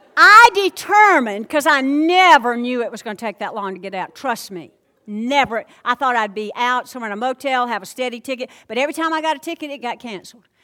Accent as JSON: {"language": "English", "region": "the South", "country": "United States", "accent": "Southern", "said": "I'm from the South"}